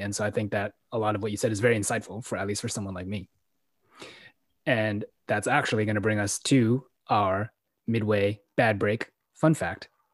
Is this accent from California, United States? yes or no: yes; San Francisco, California, United States; growing up in San Francisco